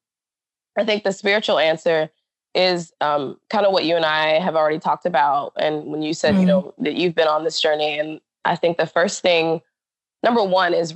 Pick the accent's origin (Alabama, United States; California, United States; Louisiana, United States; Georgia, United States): Alabama, United States; moved away as an adult; also born or lived in Florida / Hawaii; now in Seattle, United States; in my hometown in Alabama